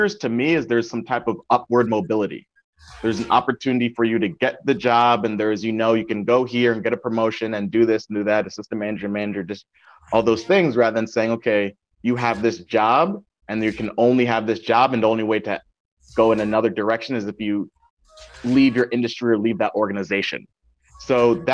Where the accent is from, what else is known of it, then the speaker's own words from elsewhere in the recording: Windsor, Connecticut, United States; also born or lived in Hartford, Connecticut / New Haven, Connecticut; I was born in Windsor, Connecticut, lived in Hartford for a number of years, and then moved to New Haven